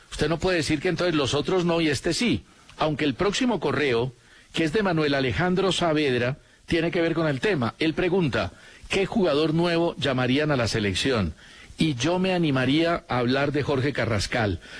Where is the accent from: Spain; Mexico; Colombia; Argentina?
Colombia; Yo sé que todos esperamos mucho del Guajiro, porque como colombianos conocemos su capacidad.